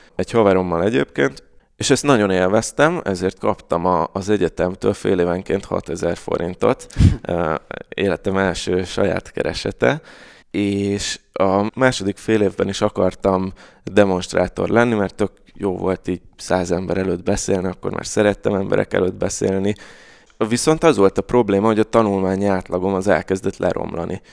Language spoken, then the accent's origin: Hungarian; Budapest, Hungary; Káposztás megyeren nőttem föl egyébként, aki nem ismeri, ez Újpestnek az északi része, negyedik kerület